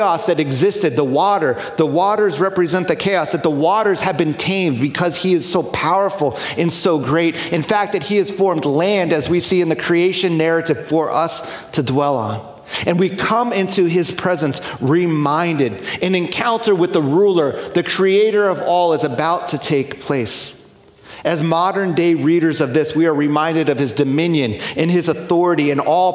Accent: New York, United States; moved away; I grew up near New York City and went to college there as well.

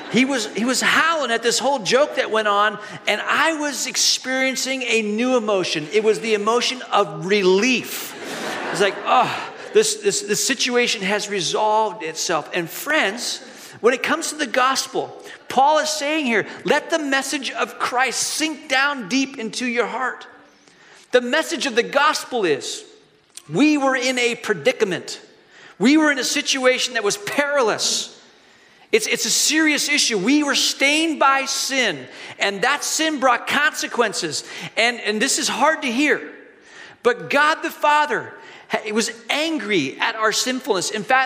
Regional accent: Hong Kong; Years ago, when I was a kid growing up in Hong Kong, we were walking the streets of Hong Kong with my family.

